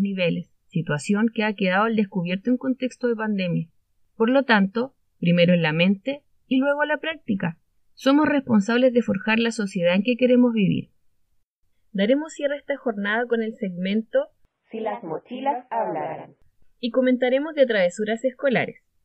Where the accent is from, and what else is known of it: Chile